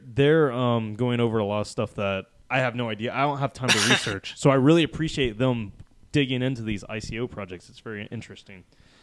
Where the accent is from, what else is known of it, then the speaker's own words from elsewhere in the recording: the South, United States; It's not because I'm from the South.